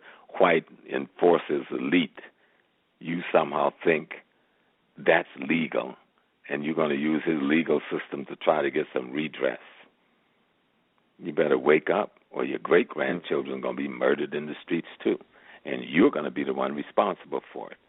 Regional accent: Georgetown, South Carolina, United States; accent: Geechee Gullah; I'm from South Carolina, so that's close to home. I'm a Geechee boy

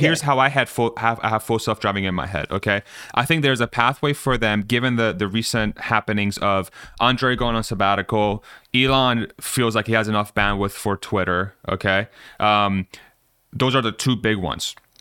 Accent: Spain

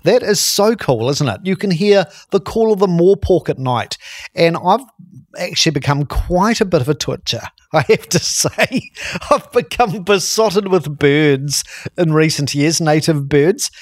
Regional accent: Christchurch, Canterbury, New Zealand; my hometown, Christchurch, the Garden City

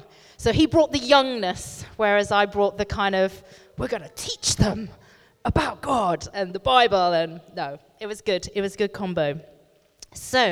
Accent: Bristol, South West England, United Kingdom; I come from Bristol, and live in a village kind of outside of Bristol

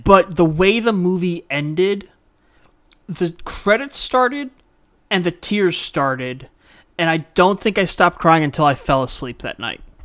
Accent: Mississippi, United States; I was born in Mississippi.

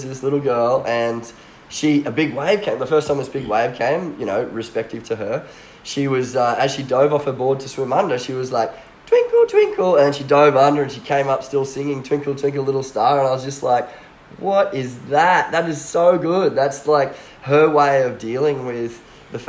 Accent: Coolum Beach, Queensland, Australia; I grew up here in Coolum

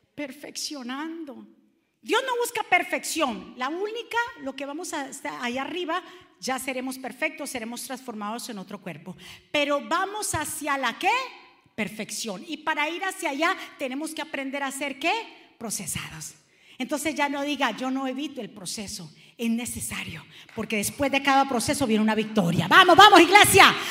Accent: Cali, Valle del Cauca, Colombia; accent: caleño; me salió lo caleño

